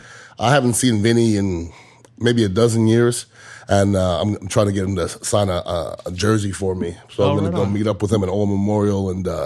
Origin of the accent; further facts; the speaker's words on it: Montreal, Quebec, Canada; now in Tampa, United States; Yeah, I'm originally from Montreal, mm-hmm. Canada, but I've been here since 1990. So I've been in Tampa longer than I was in Montreal. So I mean, this is my hometown now.